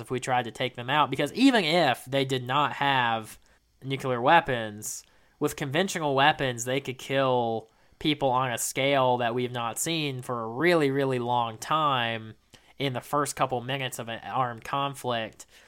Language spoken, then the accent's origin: English; the South, United States; we're both from the South